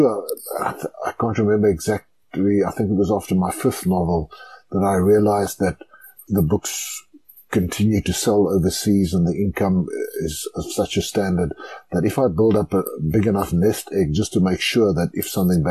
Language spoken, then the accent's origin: English; Klerksdorp, North West, South Africa; I grew up in Klerksdorp in the Northwest Province.